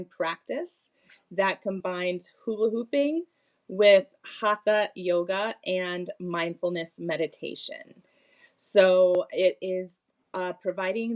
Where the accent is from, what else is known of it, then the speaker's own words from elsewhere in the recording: United States; also born or lived in Bermuda / Bali; I was raised in the United States